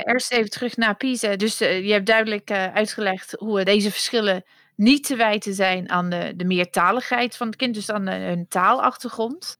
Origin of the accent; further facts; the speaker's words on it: United Kingdom; Dutch is a second language; moved away as an adult; now in Netherlands; in het Verenigd Koninkrijk waar ik vandaan kom